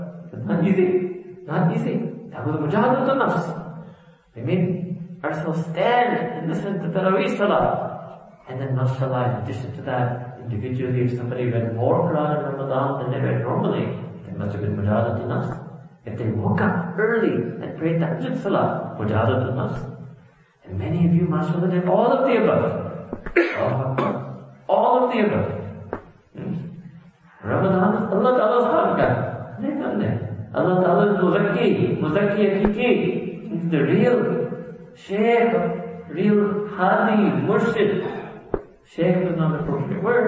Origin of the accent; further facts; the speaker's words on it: New York City, New York, United States; I was born and raised in New York City, I've traveled a lot